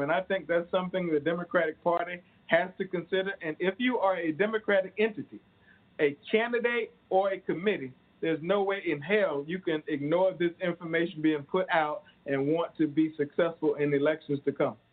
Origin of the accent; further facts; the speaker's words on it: rural South Carolina, United States; I'm from South Carolina. I grew up in rural South Carolina